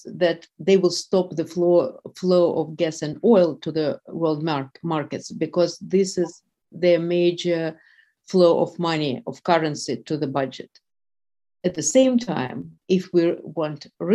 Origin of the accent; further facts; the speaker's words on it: Moscow, Russia; moved away as an adult; now in New York, United States; I was born and raised in Russia, and actually I used to spend my summers in Kyiv, where my aunt lives. So, yes, but yes, I was raised in Moscow.